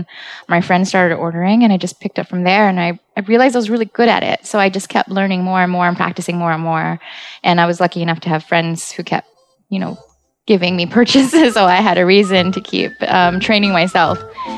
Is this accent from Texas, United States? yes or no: no; San Francisco, California, United States; I came from San Francisco and we don't play there.